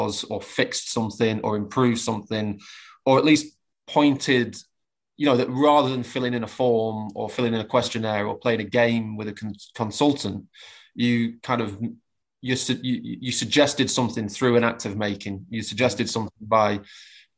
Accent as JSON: {"language": "English", "town": "Preston", "region": "North West England", "country": "United Kingdom", "tie": "born or raised there", "said": "my hometown of Preston"}